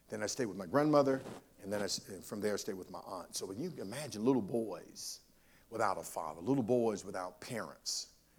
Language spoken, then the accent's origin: English; Monroe, North Carolina, United States; I grew up in Union County, Monroe in particular, and this was when segregation was in motion.